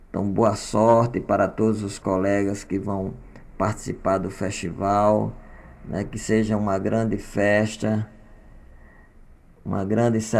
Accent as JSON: {"language": "Portuguese", "town": "Cajazeiras", "region": "Paraíba", "country": "Brazil", "said": "Sou de Cajazeiras, cidade do sertão da Paraíba."}